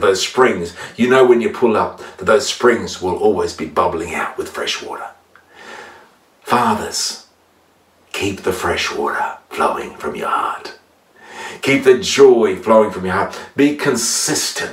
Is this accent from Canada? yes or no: no; Gunnedah, New South Wales, Australia; my hometown in Gander